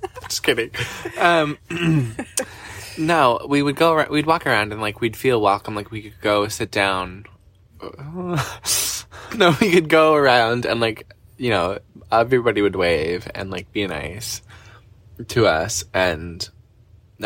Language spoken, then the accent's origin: English; Canada; we're Canadian